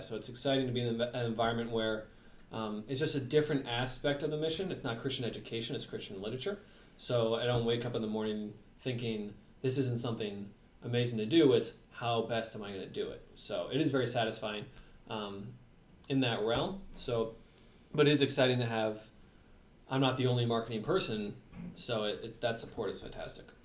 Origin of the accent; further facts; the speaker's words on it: New York City, New York, United States; I was born in New York City in New York area